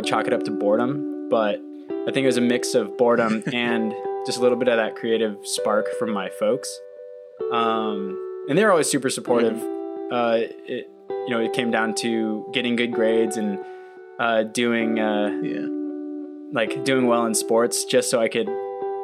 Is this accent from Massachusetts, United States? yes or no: no; Irvine, California, United States; moved away as an adult; also born or lived in Cincinnati; I grew up in Orange County, California, more specifically Irvine